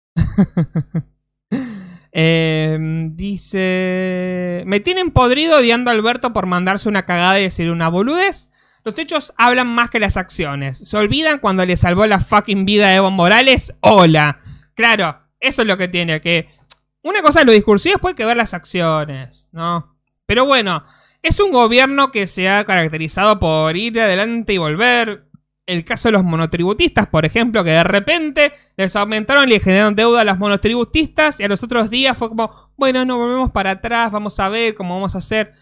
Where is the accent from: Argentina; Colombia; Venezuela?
Argentina; somos argentinos